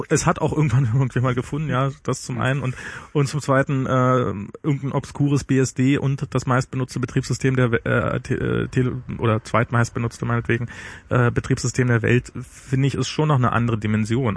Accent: East Germany, Germany; bei mir als Ossi

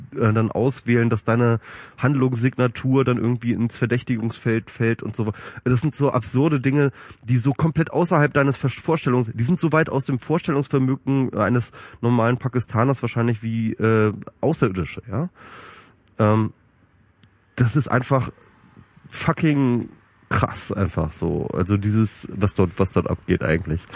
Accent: Germany; als Deutsche

